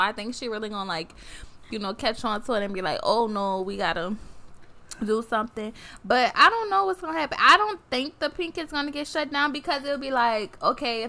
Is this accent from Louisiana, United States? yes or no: yes; New Orleans, Louisiana, United States; I'm from New Orleans and I'm an entrepreneur